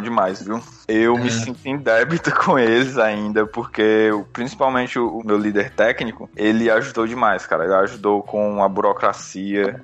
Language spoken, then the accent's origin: Portuguese; Fortaleza, Ceará, Brazil; moved away as an adult; also born or lived in New Zealand; now in Finland; eu vim de Fortaleza, Ceará, lá é quente, viu?